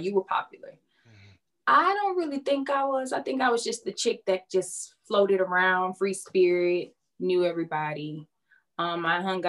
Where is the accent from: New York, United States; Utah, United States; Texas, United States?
Texas, United States; Houston; I'm from Houston